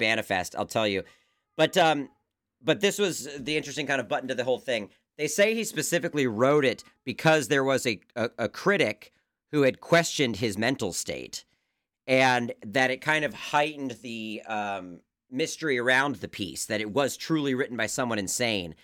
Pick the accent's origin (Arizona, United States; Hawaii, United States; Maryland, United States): Maryland, United States; my home state